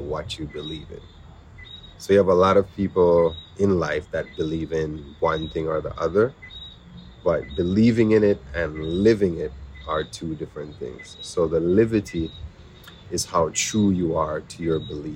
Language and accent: English; Winnipeg, Manitoba, Canada; now in Jamaica; growing up where I grew up in Winnipeg